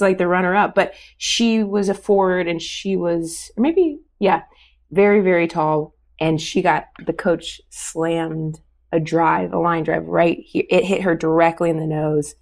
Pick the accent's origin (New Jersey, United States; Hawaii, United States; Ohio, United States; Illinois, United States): Ohio, United States; Oakwood; moved away; I'm from Dayton, Ohio